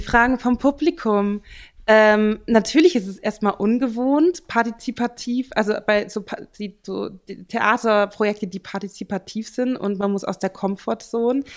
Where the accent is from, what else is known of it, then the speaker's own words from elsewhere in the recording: Central Germany, Germany; moved away as an adult; also born or lived in Vienna, Austria; now in Bern, Switzerland; ich komme aus Mitteldeutschland